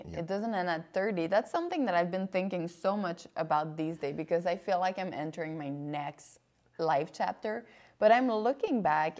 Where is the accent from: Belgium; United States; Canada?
Canada; I'm Canadian.